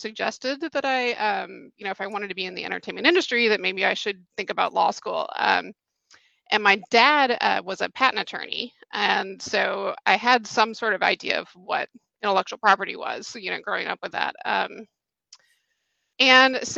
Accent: Atlanta, Georgia, United States; also born or lived in New York; I grew up here in Atlanta, and then I went to NYU for undergrad

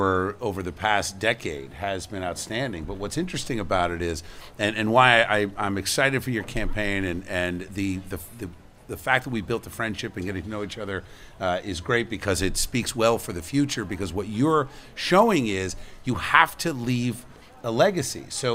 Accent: Camden, New Jersey, United States; born there; I was born in Camden, Lady of Lourdes Hospital in Camden, New Jersey.

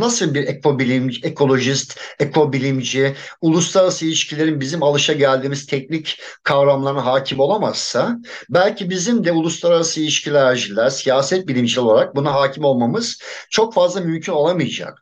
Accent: Adana, Turkey; moved away as an adult; çocukluğum orada geçti daha doğrusu. O coğrafyayı çok iyi biliyorum. Liseye kadar oradaydım. Üniversitede ayrıldım Adana'dan.

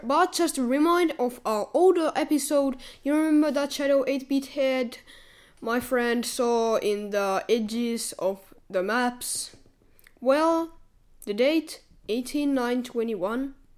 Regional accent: Finland; we are from Finland

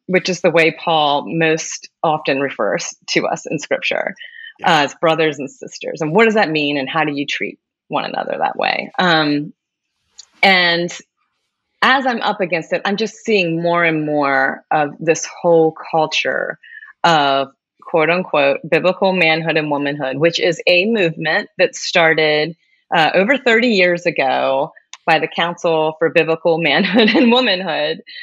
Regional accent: Maryland, United States; I am from Maryland

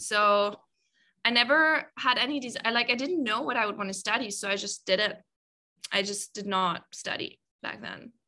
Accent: Germany; moved away as an adult; I'm originally from Germany. Um, I've been away from Germany for about, oh, I can't even calculate, maybe like six years, five, six years.

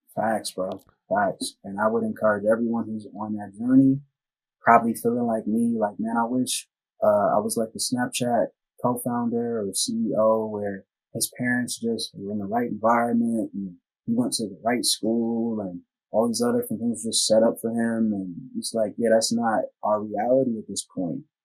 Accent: United States; the most segregated city in the United States of America, my hometown

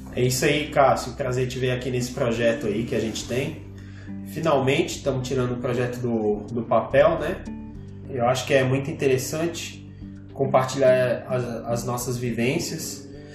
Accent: Brasília, Federal District, Brazil; nós somos de Brasília

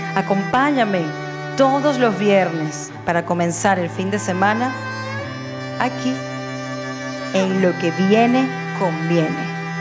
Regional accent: Margarita Island, Nueva Esparta, Venezuela; now in Málaga, Spain; soy venezolana y nací en una hermosa isla de Venezuela, la isla de Margarita

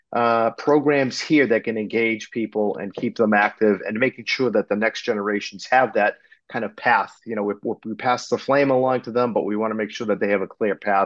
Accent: outside of the Boston area, Massachusetts, United States; I'm a second generation Greek American, born and raised on the East Coast outside of the Boston area

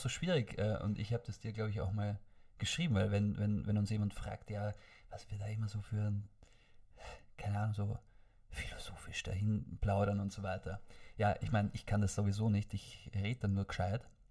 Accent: Vorarlberg, Austria; wie ich dort aufgewachsen bin in Vorarlberg

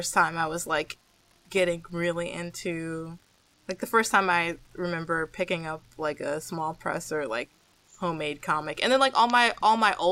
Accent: Metro Detroit area, Michigan, United States; my boyfriend in high school we used to have our moms like drop us off in Ann Arbor or like Royal Oak or Ferndale

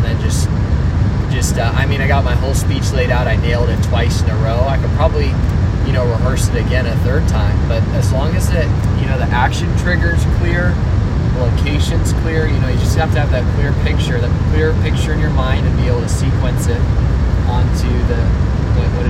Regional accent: Alamo, California, United States; also born or lived in Dublin, California; And I grew up in a town called Alamo

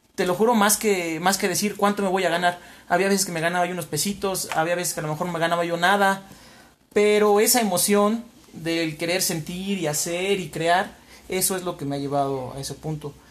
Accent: Huamantla, Tlaxcala, Mexico; moved away as an adult; now in Puebla, Mexico; Soy nacido y criado aquí en, en Huamantla, la bella ciudad de Huamantla, donde viví hasta los 20 años

